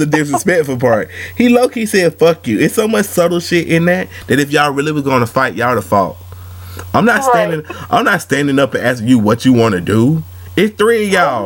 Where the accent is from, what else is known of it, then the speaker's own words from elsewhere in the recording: Atlanta, Georgia, United States; I'm from Atlanta